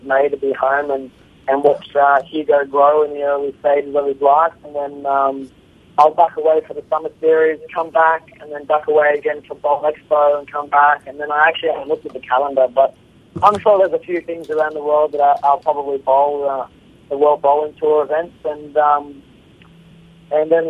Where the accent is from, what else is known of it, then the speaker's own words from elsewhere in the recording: Australia; I'm from Australia